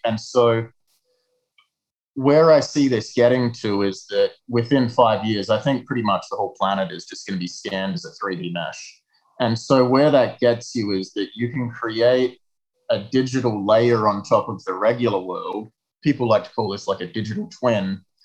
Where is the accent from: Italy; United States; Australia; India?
Australia; south of Perth, a small town in Western Australia; now in Montreal, Canada; I grew up in a small town in Western Australia, south of Perth